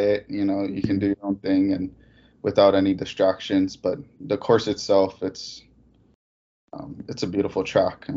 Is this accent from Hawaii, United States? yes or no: yes; Hilo, Hawaii, United States; moved away as an adult; now in Pullman, United States; Hilo, Hawaii. It's the east side of Big Island.